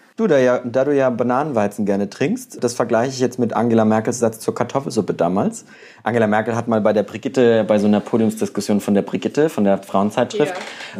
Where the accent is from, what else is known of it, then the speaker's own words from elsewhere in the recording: Bavaria, Germany; now in Mainz, Germany; ich komme ja aus dem Kaff aus Bayern